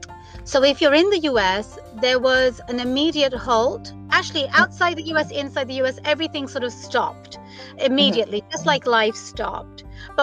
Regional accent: United Kingdom; moved away as an adult; now in Washington State, United States; And I moved from the United Kingdom. So anybody who is tuning into my accent, I wasn't born here.

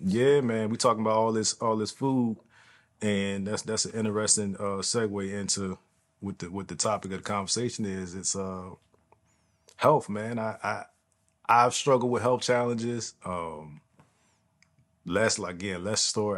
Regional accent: East Coast, United States; moved away; the East Coast where I'm from

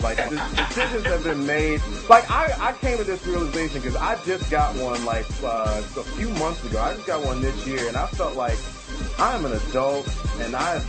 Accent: Maryland, United States; I'm from Maryland.

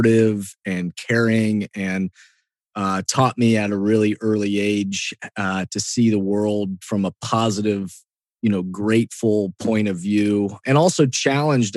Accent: Columbus, Ohio, United States; also born or lived in Egypt; I'm born and raised in Columbus

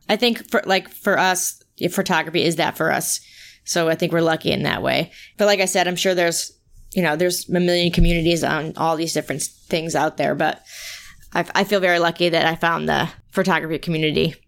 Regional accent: East Coast, United States; moved away; I'm from the East Coast like Timothy

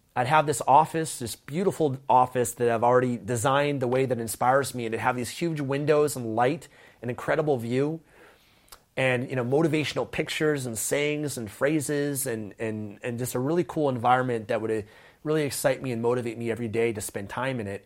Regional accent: Vancouver, British Columbia, Canada; I grew up in Vancouver, Canada

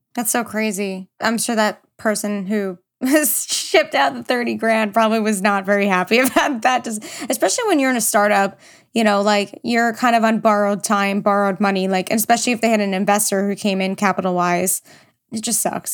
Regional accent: New York, United States; I'm from New York

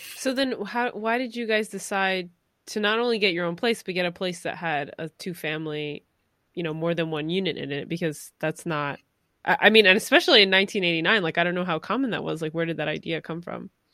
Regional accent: New York City, New York, United States; I'm from New York City.

